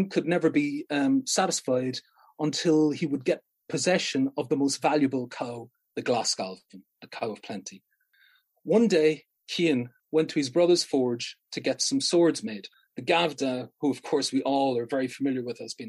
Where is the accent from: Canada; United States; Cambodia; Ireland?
Ireland; Munster; some of my Irish won't be Ulster because I'm originally from Munster.